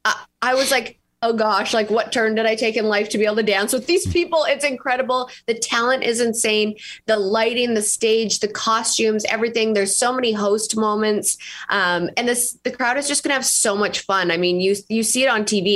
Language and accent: English; Canada; moved away as an adult; now in Nashville, United States; I'm from Canada originally. And then I moved to Nashville about 6 years ago, and I've been there ever since.